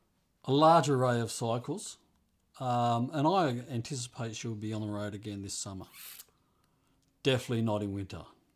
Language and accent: English; England, United Kingdom; now in United States; We came over from England, and I just cannot imagine my life over there in comparison to the freedoms and the environment we live in over here.